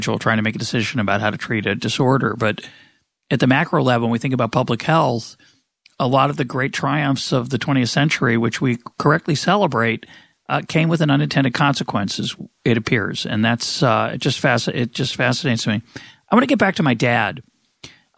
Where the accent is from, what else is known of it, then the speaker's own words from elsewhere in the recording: Memphis, Tennessee, United States; I was born in Memphis, Tennessee in 1954.